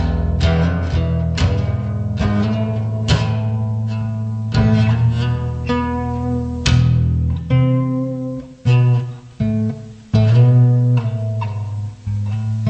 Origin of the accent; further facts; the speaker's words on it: Washington, United States; I'm from Washington State